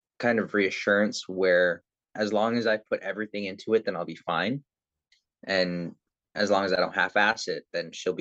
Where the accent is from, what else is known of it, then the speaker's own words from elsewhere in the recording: Toronto, Ontario, Canada; born and raised in Toronto, Canada